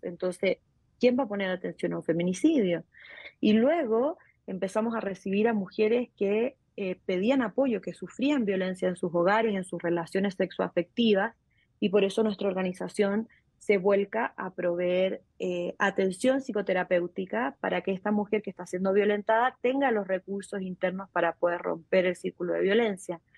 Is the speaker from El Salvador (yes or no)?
no; Chile; moved away as an adult; now in Mexico; Soy chilena y hace nueve años resido en México